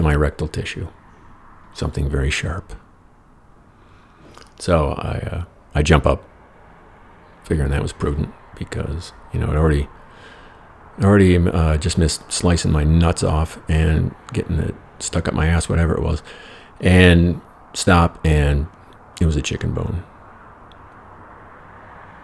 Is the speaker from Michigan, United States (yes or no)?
yes; Dimondale, Michigan, United States; moved away; Back in Lansing, in my hometown in Dumitton